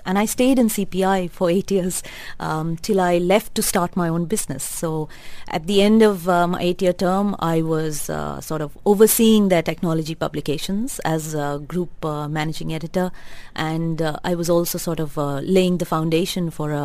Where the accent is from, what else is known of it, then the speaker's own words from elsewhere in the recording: Bangalore, Karnataka, India; moved away as an adult; now in Dubai, United Arab Emirates; I grew up, I was raised in Bangalore, studied in Bangalore, lived in Bangalore.